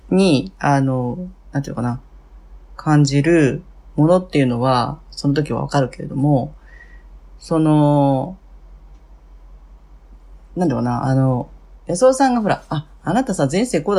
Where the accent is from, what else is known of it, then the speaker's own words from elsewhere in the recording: Fukuoka, Japan; now in Tokyo, Japan; 福岡の博多です。はい。はい。で、今は東京ですね。